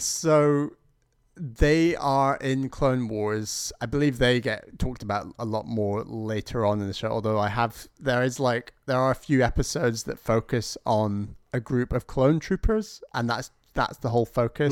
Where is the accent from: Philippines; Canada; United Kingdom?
United Kingdom; as a Brit